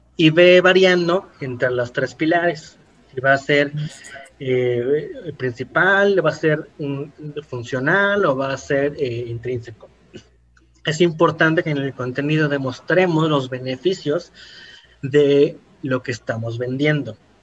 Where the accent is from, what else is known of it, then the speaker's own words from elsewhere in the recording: Ecatepec, State of Mexico, Mexico; soy de Catepec